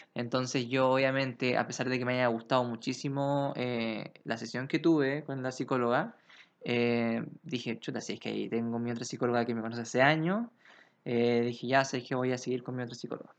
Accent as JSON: {"language": "Spanish", "town": "Santiago", "region": "Santiago Metropolitan Region", "country": "Chile", "said": "un santiaguino como yo"}